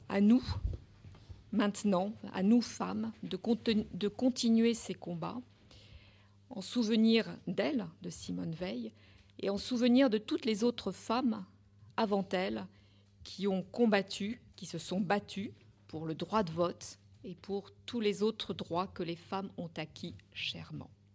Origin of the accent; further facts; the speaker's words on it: France; c'est chez nous, en France. Et pourtant, nous sommes françaises, nous sommes européennes